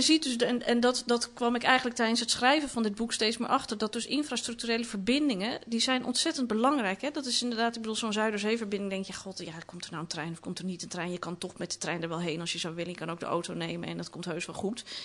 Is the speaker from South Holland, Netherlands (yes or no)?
no; Amsterdam, North Holland, Netherlands; Ik ben opgegroeid in de Watergasmeer